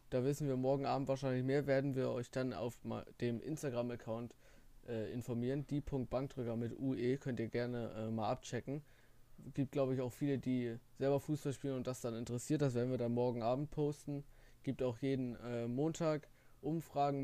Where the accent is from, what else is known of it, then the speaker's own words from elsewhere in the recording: the North, Northern Germany, Germany; bei uns im Norden oder allgemein in Deutschland